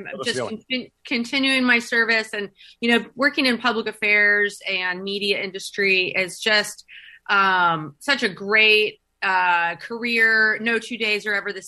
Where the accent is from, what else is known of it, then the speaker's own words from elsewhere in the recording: just north of San Francisco, Northern California, United States; moved away as an adult; also born or lived in Guam / Camp Pendleton; I grew up in Northern California, just north of San Francisco